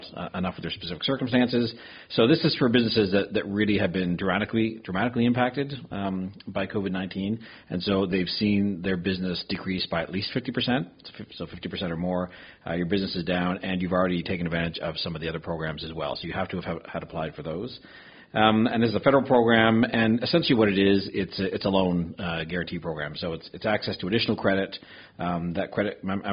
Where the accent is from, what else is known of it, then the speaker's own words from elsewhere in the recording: Lunenburg County, Nova Scotia, Canada; I'm from Lunenburg County.